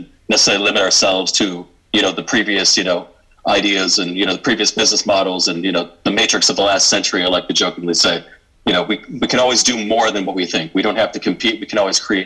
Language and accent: English; Detroit, Michigan, United States; moved away; originally from Michigan, basically from the suburbs of Detroit, where I grew up